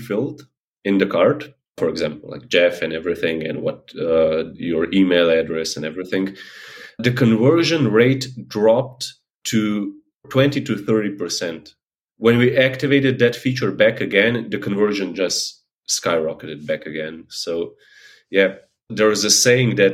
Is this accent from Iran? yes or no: no; Slovenia; now in Netherlands; I'm from Slovenia, although I currently live in Holland